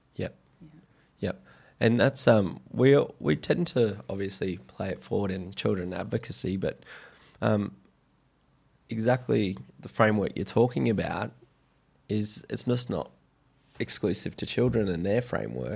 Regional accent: Brisbane, Queensland, Australia; growing up in Brisbane briefly and then moving to the coast

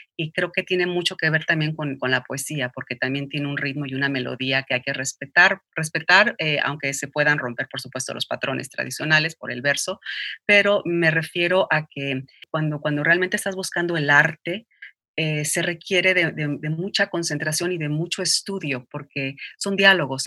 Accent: Mexico City, Mexico; moved away as an adult; also born or lived in Nicaragua; now in New York, United States; En la Ciudad de México

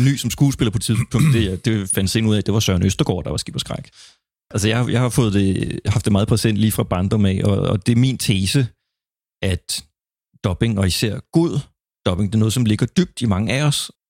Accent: Funen, Southern Denmark, Denmark; jeg er så fra Fyn

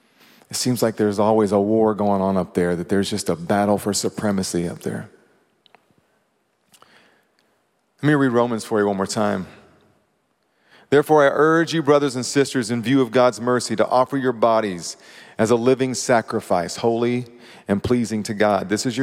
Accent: Kentucky, United States; I mean, I came from Kentucky

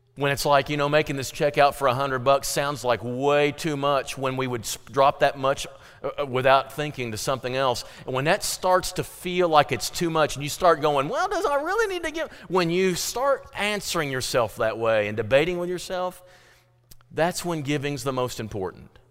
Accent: Fredericktown, Missouri, United States; growing up in Frederick Town, Missouri, we had potluck meals

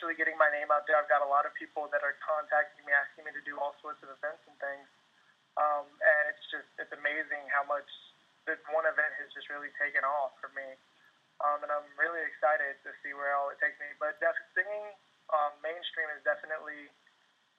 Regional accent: Madison County, Virginia, United States; now in Waynesboro, United States; I'm from Madison County, Virginia. I'm currently living in Waynesboro.

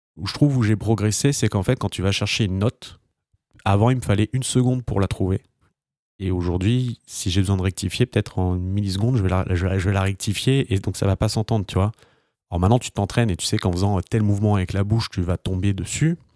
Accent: France; en tant que Français

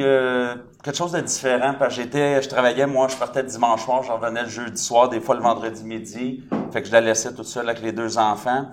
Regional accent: Saint-Jérôme, Quebec, Canada; je suis de Saint-Jérôme

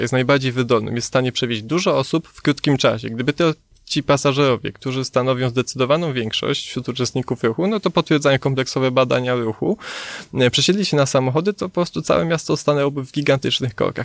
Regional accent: Kraków, Lesser Poland, Poland; my jako Krakus

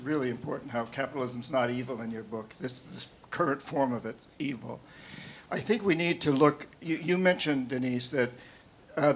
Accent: New England, United States; now in Seattle, United States; I'm from New England. But I live here now.

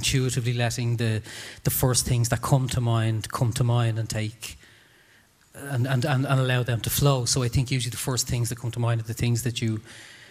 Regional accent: Dublin, Leinster, Ireland; I'm from Tala and I grew up in, you know, a supposedly very tough environment

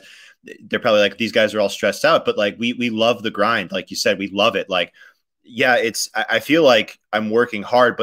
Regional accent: Chicago, Illinois, United States; Chicago, Illinois.

